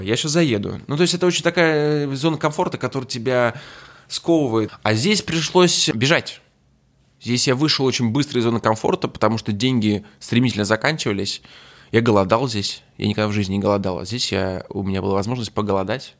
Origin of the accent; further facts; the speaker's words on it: Saint Petersburg, Russia; moved away as an adult; now in Moscow, Russia; Я приехал из Петербурга